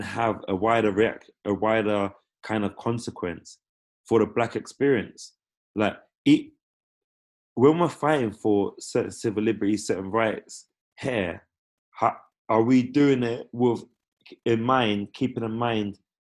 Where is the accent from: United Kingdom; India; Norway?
United Kingdom; being children of the empire, being born and raised in Britain